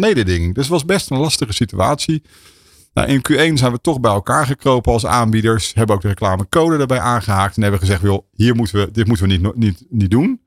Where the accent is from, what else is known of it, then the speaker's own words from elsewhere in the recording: Rotterdam, South Holland, Netherlands; ik ben Rotterdammer